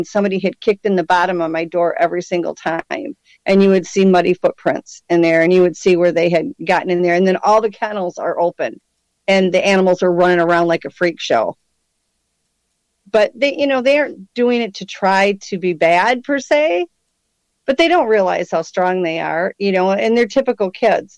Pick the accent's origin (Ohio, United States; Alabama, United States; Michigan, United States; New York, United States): Michigan, United States; I was born and raised in Michigan